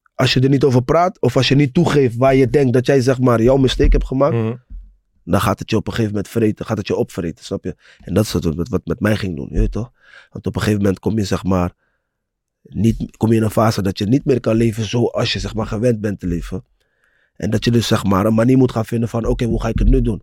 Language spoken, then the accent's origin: Dutch; Rotterdam, South Holland, Netherlands; Ik kom uit Rotterdam-West, Mauritsstraat. Broer, ik, ik woonde naast Pauluskerk